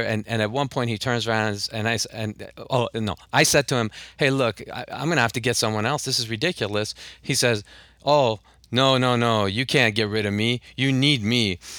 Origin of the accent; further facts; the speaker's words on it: Tehran, Tehran Province, Iran; now in Los Angeles, United States; I grew up in Tehran, and then when we moved, uh, I, uh, we moved to L